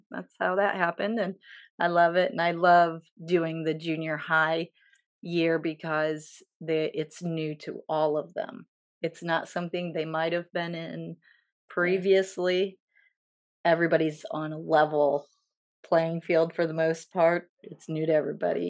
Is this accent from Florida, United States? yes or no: no; Edgerton, Ohio, United States; I grew up in Edgerton, Ohio